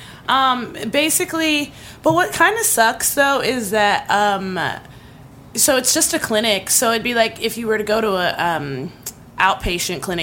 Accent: East Coast, United States; now in Santa Monica, United States; growing up on the East Coast

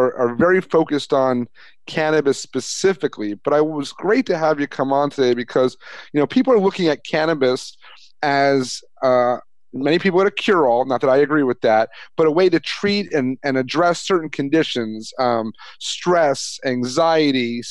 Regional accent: the Catskills of New York, United States; Growing up in the Catskills of New York

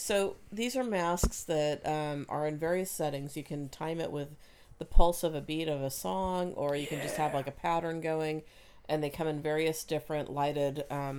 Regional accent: Oregon, United States; now in Washington, United States; But I'm from Oregon.

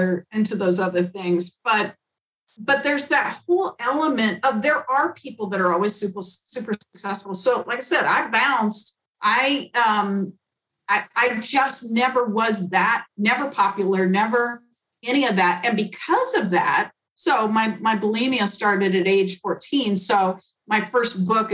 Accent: Chicago, Illinois, United States; moved away; I grew up in Chicago

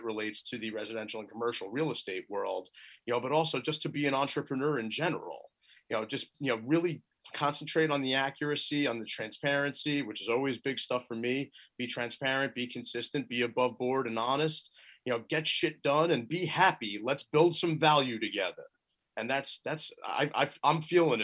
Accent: Los Angeles, California, United States; I was born in the San Fernando Valley.

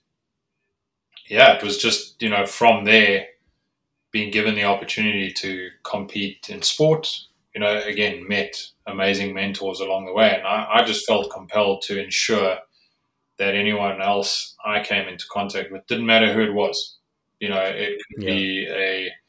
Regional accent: South Africa; I grew up in South Africa

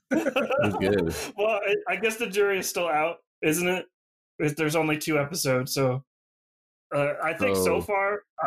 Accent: Sonora, California, United States; also born or lived in Groveland; growing up in Sonora and Groveland, like, we were pretty used to forest fires and like the Creek Fire and stuff like that.

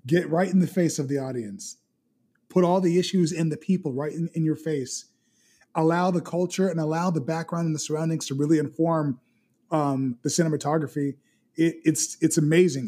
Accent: Miami, Florida, United States; where I grew up, I grew up in West Kendall, and West Kendall was you know, a predominantly Hispanic area.

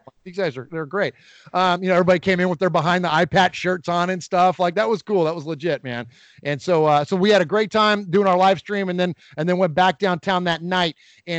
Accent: Bay Area, California, United States; now in Middle Tennessee, United States; I'm very proud to be a resident of Middle Tennessee at this point in my life. I'm originally from the Bay Area, and that's where I grew up a Raider fan. But I relocated here, and it's a great place to live.

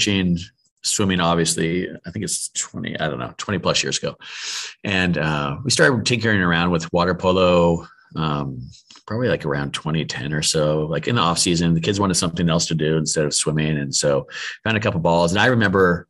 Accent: Southern California, United States; also born or lived in El Segundo, California; now in Texas, United States; I'm born and raised in Southern California

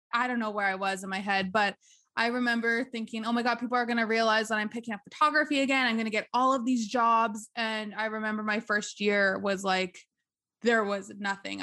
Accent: Behchokǫ̀, Northwest Territories, Canada; moved away as an adult; now in Yellowknife, Canada; I am from Bashako, and I've lived in Bashako and grew up in Bashako a good chunk of my life

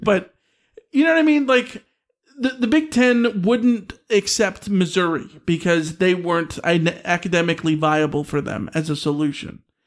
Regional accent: United Kingdom; I'm British.

